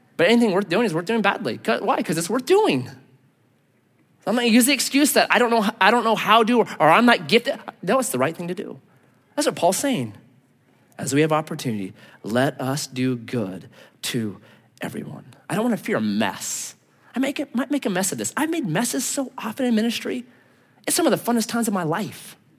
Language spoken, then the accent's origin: English; United States; I'm an American